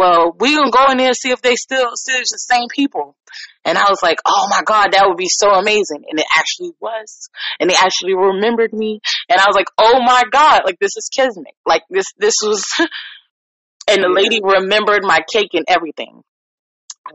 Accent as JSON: {"language": "English", "region": "New York", "country": "United States", "moved": "yes", "lives_now": "Virginia, United States", "said": "me being a New Yorker, I grew up on fresh White Castles"}